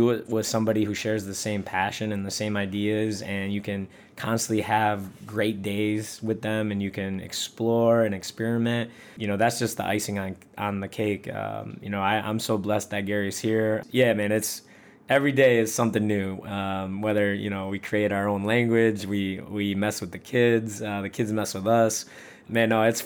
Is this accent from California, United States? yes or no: no; Michigan, United States; moved away; I'm originally from Michigan